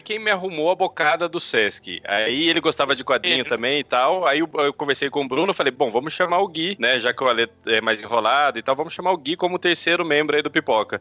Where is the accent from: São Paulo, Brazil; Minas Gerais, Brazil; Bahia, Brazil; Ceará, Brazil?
São Paulo, Brazil; São José dos Campos; moved away; also born or lived in Bragança Paulista / Araraquara; Eu sou nascido em São José dos Campos, mas minha família morava em Bragança Paulista quando eu fui fazer faculdade em Araraquara em 2006